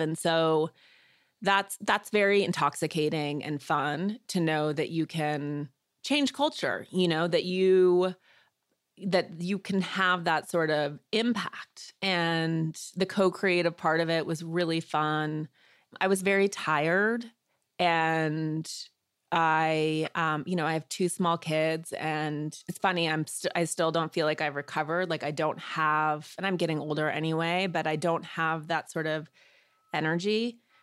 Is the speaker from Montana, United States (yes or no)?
yes; Missoula, Montana, United States; I was born in Missoula, Montana. which is a small, sort of liberal college town in the northwest part of the state. And I grew up outside of town.